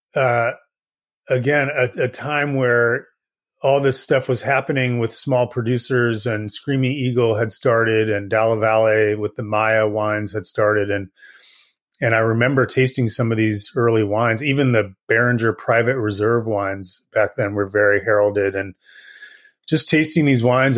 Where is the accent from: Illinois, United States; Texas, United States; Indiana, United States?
Indiana, United States; moved away as an adult; also born or lived in California / Massachusetts; now in Napa, United States; I grew up in the Midwest uh, in Indiana and uh, moved around a little bit as a kid.